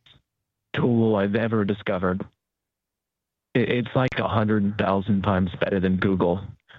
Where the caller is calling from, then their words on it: Hanover, New Hampshire, United States; No, I'm actually calling from Hanover.